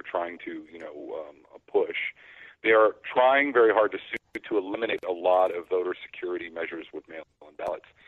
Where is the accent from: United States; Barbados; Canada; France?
United States; Oregon; moved away; I'm originally from Oregon